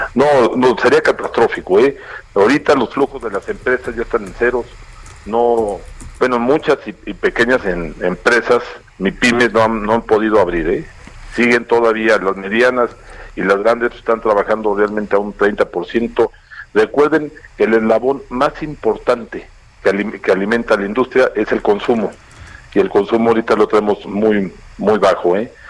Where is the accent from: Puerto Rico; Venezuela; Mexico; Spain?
Mexico; todos como mexicanos